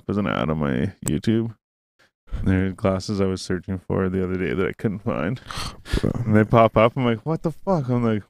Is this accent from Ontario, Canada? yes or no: yes; Renfrew, Ontario, Canada; moved away; I'm actually from Renfrew.